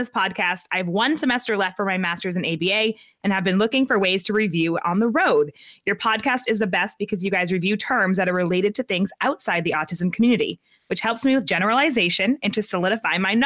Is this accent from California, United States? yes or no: no; New Hampshire, United States; I was from New Hampshire